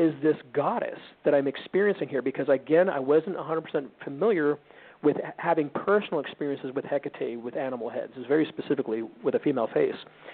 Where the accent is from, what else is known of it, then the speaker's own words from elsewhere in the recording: Sedona, Arizona, United States; moved away; also born or lived in Lake Havasu City, Arizona / Joshua Tree, California; I grew up in Sedona and Lake Havasu, like Sedona